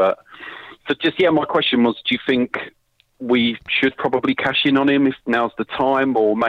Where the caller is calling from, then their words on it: London, United Kingdom; I'm calling from London.